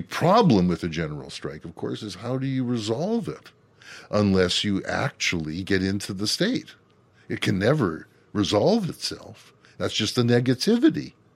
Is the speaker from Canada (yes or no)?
yes; Canada; we Canadians